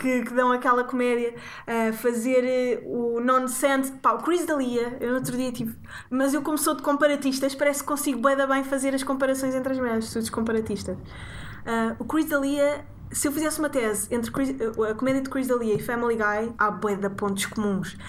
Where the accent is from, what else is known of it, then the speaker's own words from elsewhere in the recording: Sintra, Lisbon, Portugal; cresci em Sintra